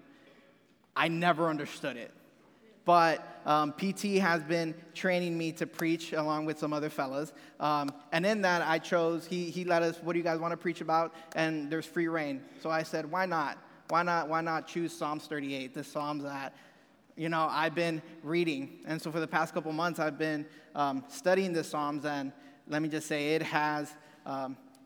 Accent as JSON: {"language": "English", "area": "Rio Grande Valley", "region": "Texas", "country": "United States", "moved": "as an adult", "lives_now": "Memphis, United States", "said": "I am from Texas. I'm from this little bitty part down south. Past San Antonio, there's a little area called the Rio Grande Valley"}